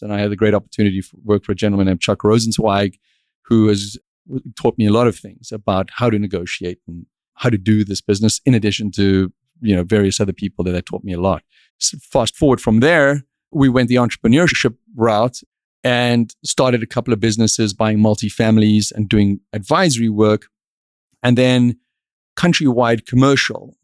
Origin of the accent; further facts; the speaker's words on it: South Africa; moved away as an adult; now in Miami, United States; I grew up in South Africa